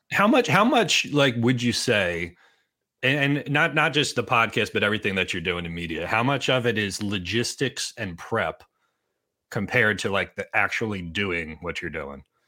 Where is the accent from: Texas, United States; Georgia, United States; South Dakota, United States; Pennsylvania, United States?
Pennsylvania, United States; Boyertown; my hometown of Boyertown